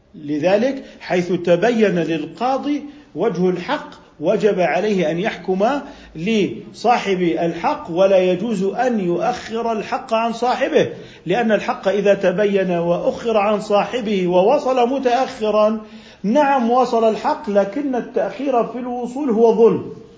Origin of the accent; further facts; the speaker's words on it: Jordan; عندنا في الأردن